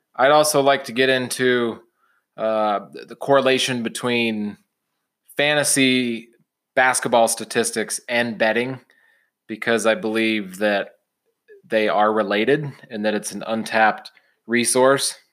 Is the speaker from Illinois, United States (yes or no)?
yes; Champaign, Illinois, United States; now in Utah, United States; I grew up in Champaign, Urbana, Illinois